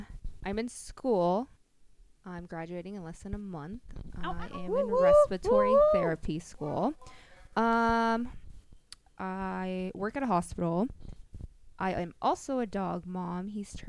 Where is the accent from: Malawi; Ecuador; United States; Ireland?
Ecuador; moved away; I was born in Ecuador.